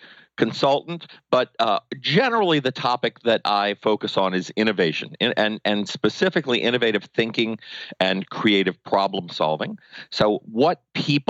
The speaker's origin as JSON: {"language": "English", "town": "New Orleans", "region": "Louisiana", "country": "United States", "tie": "born or raised there", "also_born_or_lived": "New York City", "moved": "as an adult", "said": "I have a master's degree in voice from Tulane and in New Orleans, my hometown"}